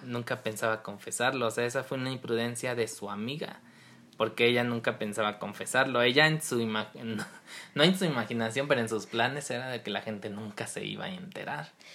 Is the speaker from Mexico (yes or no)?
yes; Mexico; nosotros como mexicanos